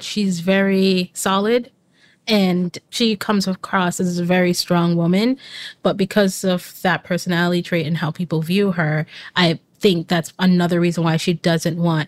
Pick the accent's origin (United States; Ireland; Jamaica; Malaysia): Jamaica; I'm Jamaican